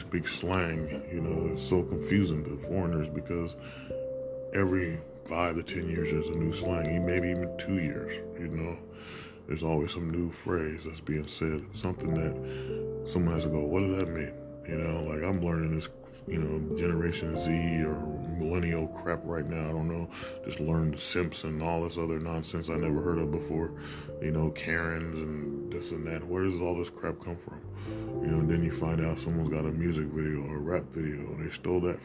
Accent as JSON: {"language": "English", "country": "United States", "tie": "born or raised there", "said": "because we're American, and we're born in America, we raised in America, and speak and act American."}